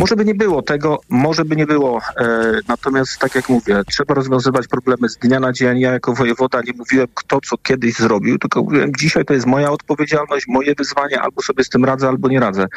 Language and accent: Polish; West Pomeranian Voivodeship, Poland; Pochodzę z, e, z województwa, e, w którym oprócz turystyki, oprócz gospodarki morskiej